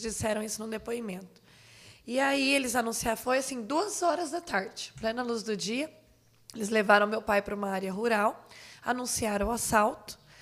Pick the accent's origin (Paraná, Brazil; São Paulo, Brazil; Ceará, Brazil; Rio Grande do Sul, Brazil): Paraná, Brazil; Jandaia do Sul; moved away as an adult; Eu sou natural de lá